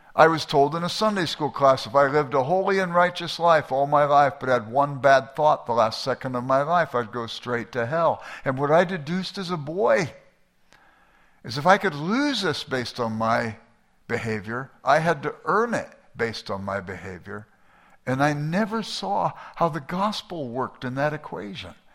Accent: Los Angeles, California, United States; I grew up in South Central Los Angeles

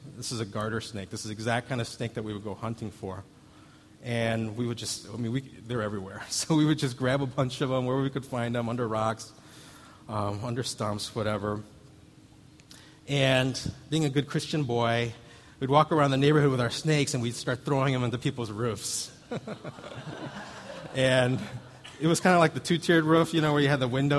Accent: Missouri, United States; where I grew up in Missouri, you had to look out for water moccasins

